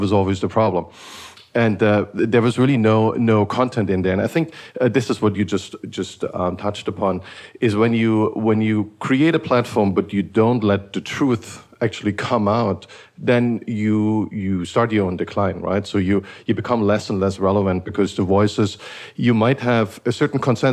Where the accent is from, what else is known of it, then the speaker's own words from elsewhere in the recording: Eastern Germany, East Germany, Germany; I grew up in Eastern Germany